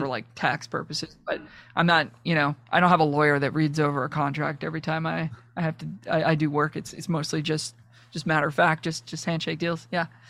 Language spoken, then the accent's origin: English; Toronto, Ontario, Canada; I'm from Toronto